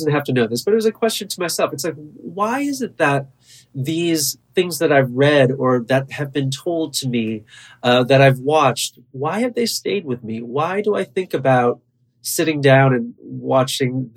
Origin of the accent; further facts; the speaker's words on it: Buffalo, New York, United States; now in New York, United States; I've been in New York for a long time, but I was born and raised in Buffalo.